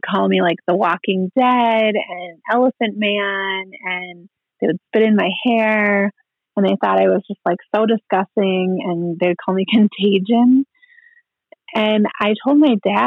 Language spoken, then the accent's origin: English; Minnesota, United States; now in Rapid City, United States; He was a single parent, and we grew up in Minnesota among our family there